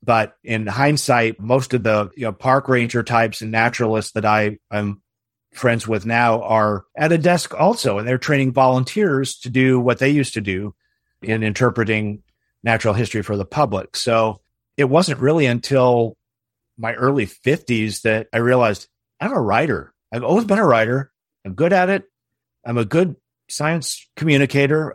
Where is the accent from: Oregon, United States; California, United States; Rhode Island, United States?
Oregon, United States; Portland; I grew up in Portland, Oregon, and I was an only child